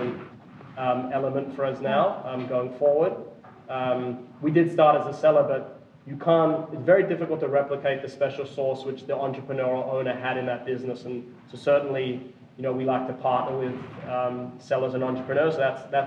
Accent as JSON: {"language": "English", "country": "Australia", "moved": "yes", "lives_now": "Austin, United States", "said": "I'm from Australia originally, but based in Texas, Austin"}